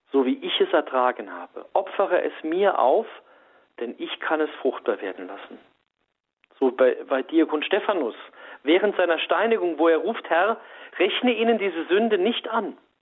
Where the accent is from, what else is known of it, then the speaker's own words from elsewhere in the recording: Saarland, Germany; also born or lived in Saarbrücken; ich wohne ja in Saarbrücken, ich bin auch Saarländer